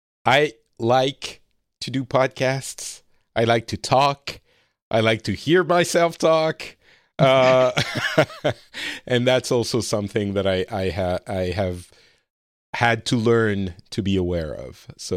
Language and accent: English; Lebanon; also born or lived in France; I'm an immigrant myself card, and I come from Lebanon and my family is Middle Eastern. But still, the reality is I grew up very French, very white, privileged class friends